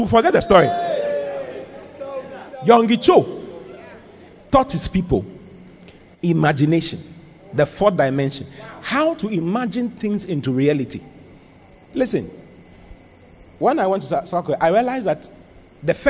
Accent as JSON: {"language": "English", "country": "Ghana"}